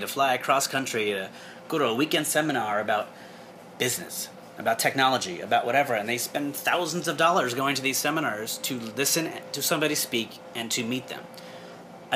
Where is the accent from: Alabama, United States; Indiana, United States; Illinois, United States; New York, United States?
New York, United States; I'm from New York